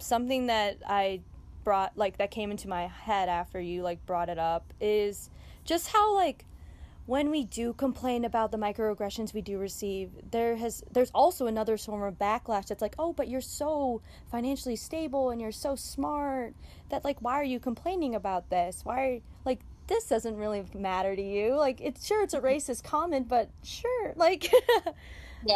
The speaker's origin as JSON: {"language": "English", "town": "Chicago", "region": "Illinois", "country": "United States", "tie": "born or raised there", "said": "i was born and raised in chicago"}